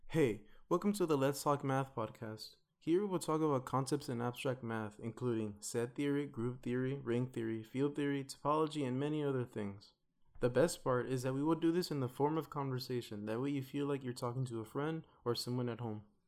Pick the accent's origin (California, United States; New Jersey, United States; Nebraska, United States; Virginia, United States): California, United States; Los Angeles; moved away as an adult; now in Philadelphia, United States; I'm from Watts, Los Angeles. I went to school in Los Angeles and now I'm here studying in Philly